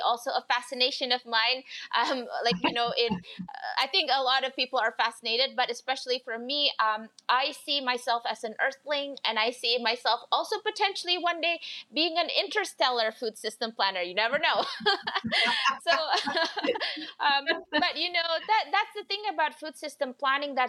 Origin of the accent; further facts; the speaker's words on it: Indonesia; now in Canada; as an immigrant to Canada, so I'm originally from Indonesia